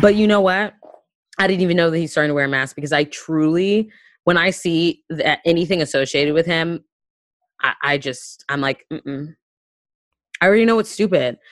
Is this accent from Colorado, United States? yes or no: no; Panama City, Florida, United States; I'm from the Florida Panhandle, which is Lower Alabama, Lower K K K taint. Like, it's, that's what it is. I'm from Panama City